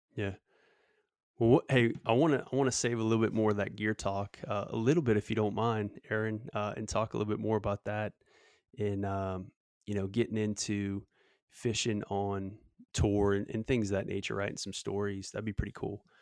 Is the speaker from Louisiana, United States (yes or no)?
yes; Southeast Louisiana, United States; growing up in Southeast Louisiana